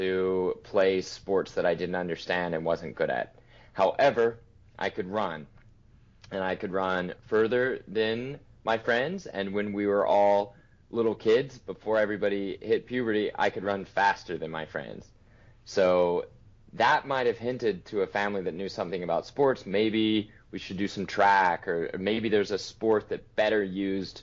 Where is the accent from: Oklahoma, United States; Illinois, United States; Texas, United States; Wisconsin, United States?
Oklahoma, United States; Oklahoma City; I'm from Oklahoma City, Oklahoma